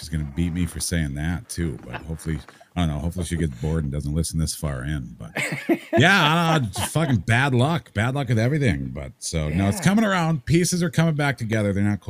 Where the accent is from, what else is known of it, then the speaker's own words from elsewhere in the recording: Vermont, United States; I grew up in Vermont